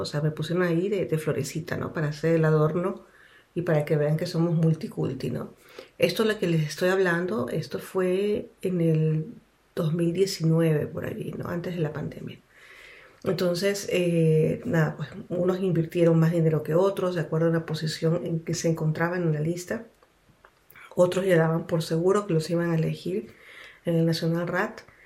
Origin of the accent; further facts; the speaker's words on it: Quito, Pichincha, Ecuador; moved away as an adult; now in Switzerland; nací en Ecuador, en Quito